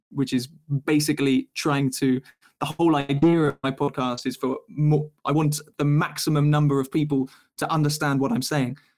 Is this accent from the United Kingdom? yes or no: yes; South East England, United Kingdom; my accent probably is a little bit clearer naturally just because I'm from the south of England, the southeast, um, and this this area people generally just speak a bit more open, like a bit clearer.